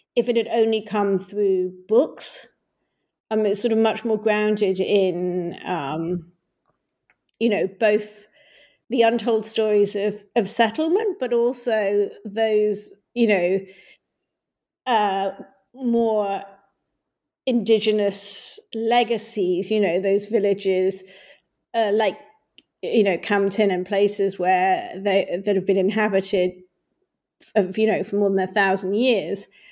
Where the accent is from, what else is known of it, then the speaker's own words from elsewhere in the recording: Hong Kong; when I was growing up in Hong Kong